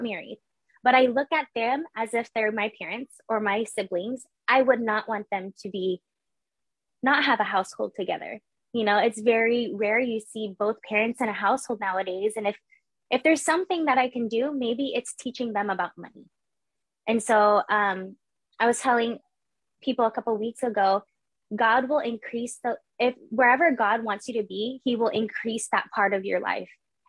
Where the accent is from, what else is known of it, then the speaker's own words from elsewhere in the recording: Philippines; I'm Filipino. I'm supposed to be in the medical industry and I was pursuing the medical industry. So that whole thing about Filipinos being in the nursing field, that is true.